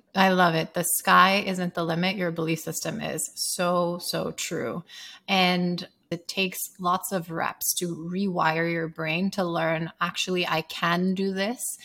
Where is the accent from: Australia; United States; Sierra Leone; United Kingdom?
Sierra Leone; moved away; growing up in Sierra Leone